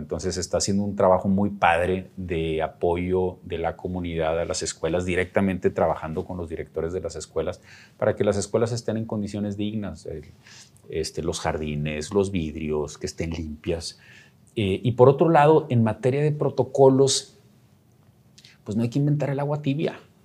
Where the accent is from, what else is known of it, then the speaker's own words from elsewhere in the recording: Nuevo León, Mexico; a mí como nuevo leonés